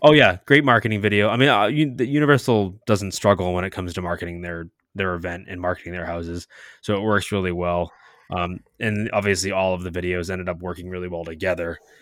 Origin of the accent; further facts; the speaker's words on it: New England, United States; now in Orlando, United States; we're from New England, we're from that area